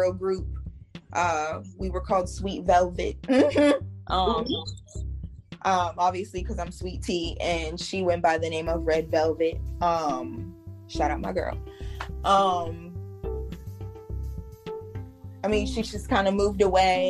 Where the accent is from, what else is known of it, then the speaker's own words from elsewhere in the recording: Virginia Beach, Virginia, United States; also born or lived in Norfolk, Virginia; I was born in Norfolk, raised in Virginia Beach